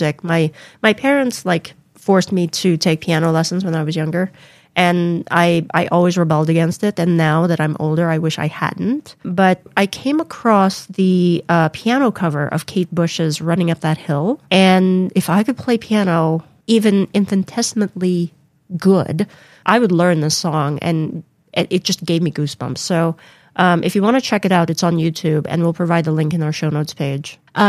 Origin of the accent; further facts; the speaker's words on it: Philippines; now in United States; when we moved from the Philippines to the U.S. in the late 80s, the transition was very, very hard for me.